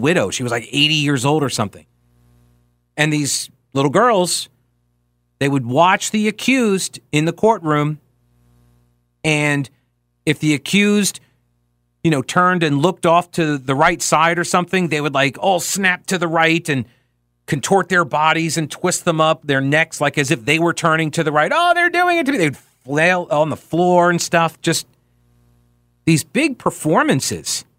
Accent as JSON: {"language": "English", "area": "Long Island", "region": "New York", "country": "United States", "tie": "born or raised there", "said": "growing up on Long Island"}